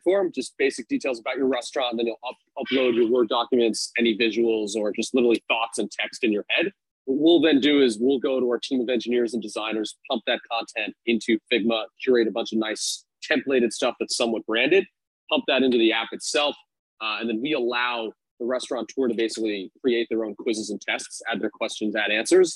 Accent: New York City, New York, United States; now in Arizona, United States; born and raised in New York City

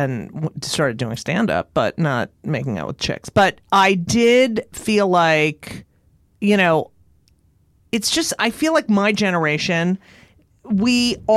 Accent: New Jersey, United States; in New Jersey

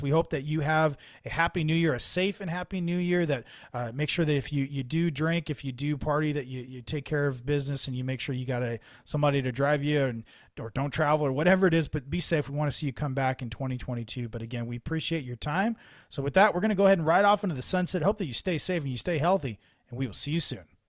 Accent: Bay Area, California, United States; also born or lived in Mountain View / San Jose; I'm from the San Jose area that I was born in Mountain View. I was raised in the Bay Area. I lived in San Jose for a while

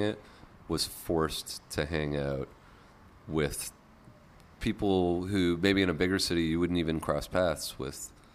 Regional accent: Lake Cowichan, British Columbia, Canada; moved away; also born or lived in Victoria, British Columbia / Montreal; I grew up in rural British Columbia, so uh, I grew up on an island off the coast of Vancouver

